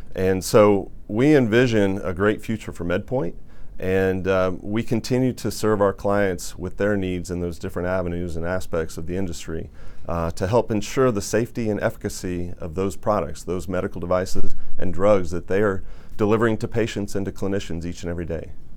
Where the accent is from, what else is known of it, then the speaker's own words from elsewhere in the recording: Indiana, United States; growing up in Indiana, there was a lot of orthopedic uh, manufacturing going on up in Warsaw, Indiana.